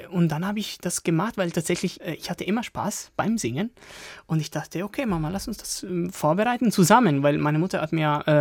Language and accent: German; Turin, Piedmont, Italy; now in Germany; Aus Turin.